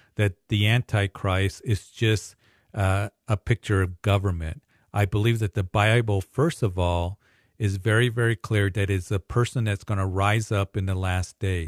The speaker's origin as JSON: {"language": "English", "town": "Greeley", "region": "Colorado", "country": "United States", "tie": "born or raised there", "said": "Greeley, my hometown"}